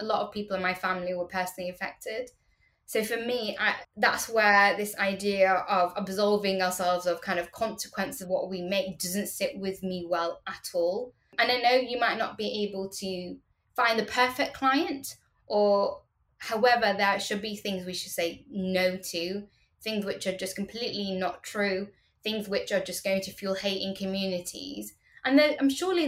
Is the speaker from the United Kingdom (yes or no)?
yes; United Kingdom; growing up in Britain